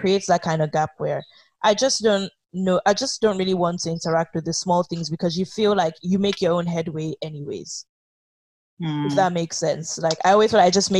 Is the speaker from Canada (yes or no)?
no; Nigeria; now in United Kingdom; I'm Nigerian